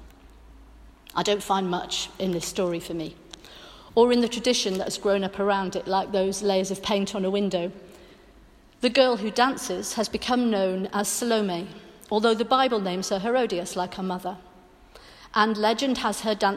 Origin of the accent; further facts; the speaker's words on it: Welsh, Wales, United Kingdom; I'm Welsh Methodist